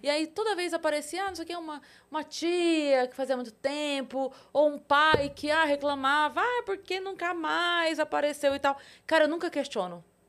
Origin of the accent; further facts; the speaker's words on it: Sorocaba, São Paulo, Brazil; eu sou de Sorocaba.